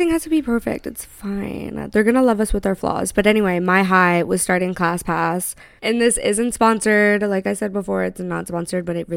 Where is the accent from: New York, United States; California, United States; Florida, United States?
Florida, United States; Tampa; moved away; We're from Tampa, Florida